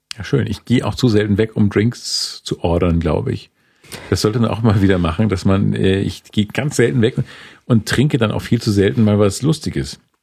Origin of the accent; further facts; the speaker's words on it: Schleswig-Holstein, Germany; now in Munich, Germany; ich komme aus Schleswig-Holstein